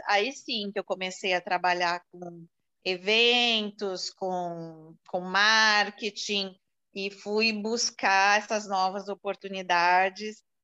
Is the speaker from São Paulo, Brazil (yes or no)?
yes; São Paulo, Brazil; moved away as an adult; also born or lived in Recife; now in São José do Rio Preto, Brazil; Eu sou de São Paulo, eu não vivo mais em São Paulo há 17 anos